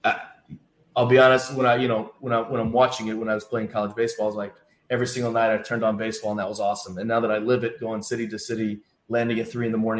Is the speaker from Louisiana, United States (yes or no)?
no; Bloomington, Indiana, United States; now in Cleveland, United States; I grew up in Bloomington, Indiana